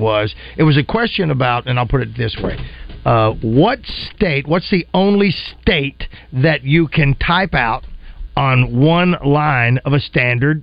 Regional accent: Hot Springs, Arkansas, United States; moved away; That's my hometown.

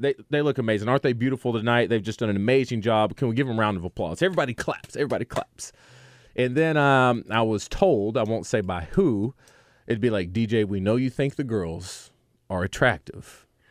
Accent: the South, United States; We're from the South

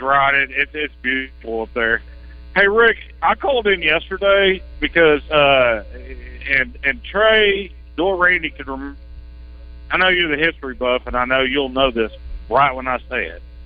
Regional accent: Arkansas, United States; I was from Arkansas

